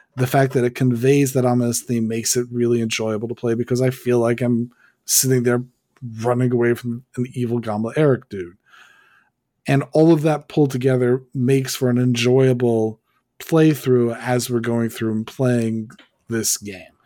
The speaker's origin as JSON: {"language": "English", "country": "United States", "said": "I'm an American"}